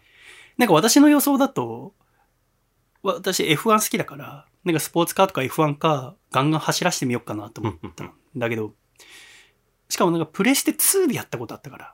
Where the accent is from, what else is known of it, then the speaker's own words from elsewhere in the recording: Yokohama, Kanagawa, Japan; 私横浜出身